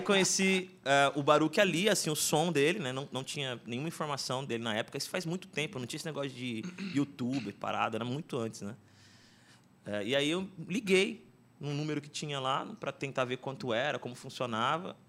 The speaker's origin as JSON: {"language": "Portuguese", "region": "São Paulo", "country": "Brazil", "tie": "born or raised there", "moved": "as an adult", "lives_now": "Suzano, Brazil", "said": "morei a vida inteira ali no Itaim Paulista, meus pais também. E aí mudei para Suzano"}